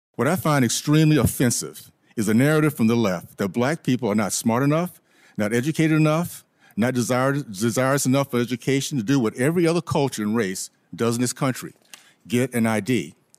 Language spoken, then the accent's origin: English; the South, United States; Jim Crow, that I grew up in in the South